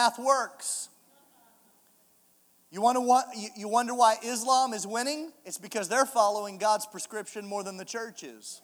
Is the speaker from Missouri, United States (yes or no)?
yes; Kansas City, Missouri, United States; I'm from Kansas City, Missouri